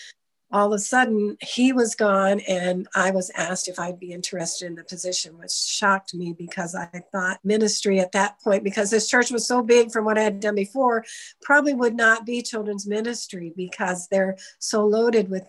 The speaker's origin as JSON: {"language": "English", "town": "Easton", "country": "United States", "tie": "born or raised there"}